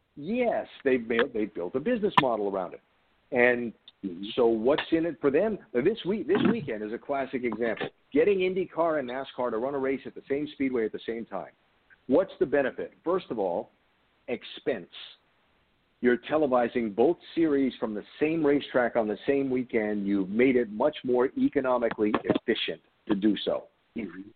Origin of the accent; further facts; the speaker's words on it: Rhode Island, United States; I grew up in Rhode Island, which is between Boston and New York